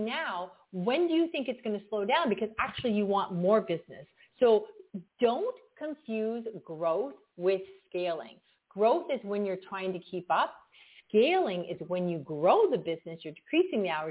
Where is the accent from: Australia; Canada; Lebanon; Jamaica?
Canada; I'm from Canada